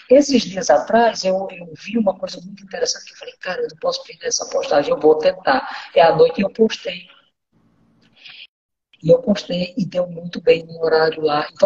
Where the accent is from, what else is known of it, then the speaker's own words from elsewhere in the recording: Northeast Region, Brazil; moved away as an adult; now in Rondônia, Brazil; da minha infância até quando eu saí do Nordeste não foi nada fácil. Foi uma vida muito difícil. Foi muita dureza, muita dificuldade, muita, muita escassez. Né? Eu vivi muito escassez. Eu costumo dizer que eu vim comprar roupa em Rondônia com 20 anos